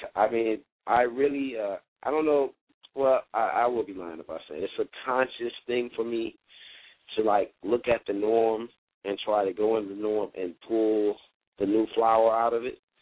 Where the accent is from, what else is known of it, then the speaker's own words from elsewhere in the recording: Miami, Florida, United States; I'm a Miami native.